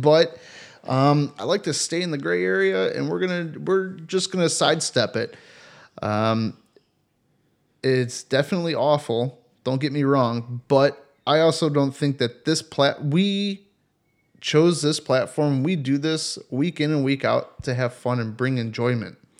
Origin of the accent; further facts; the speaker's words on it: Cleveland, Ohio, United States; I am from Cleveland.